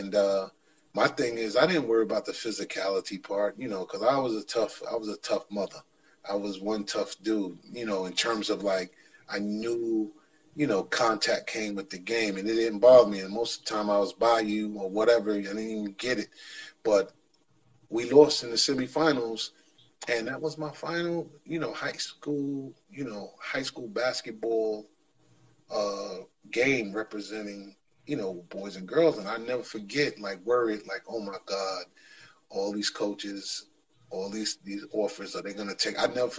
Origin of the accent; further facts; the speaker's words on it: New York, United States; I'm from New York